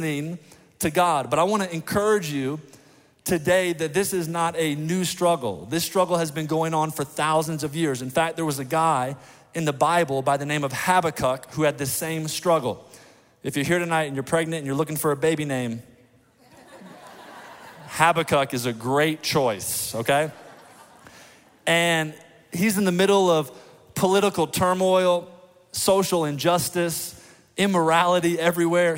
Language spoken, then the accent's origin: English; Indiana, United States; I was born and raised in the great state of Indiana